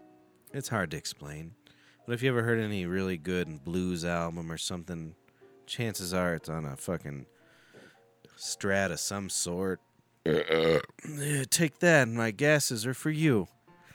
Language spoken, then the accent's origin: English; United States; I'm fucking American.